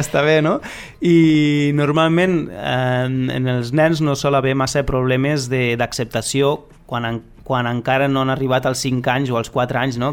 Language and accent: Catalan; Lleida, Catalonia, Spain; si som de Lleida